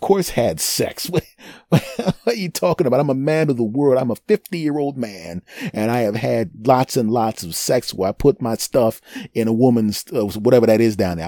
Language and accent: English; Philadelphia, Pennsylvania, United States; my hometown team won the Super Bowl a couple of years ago. I went to the parade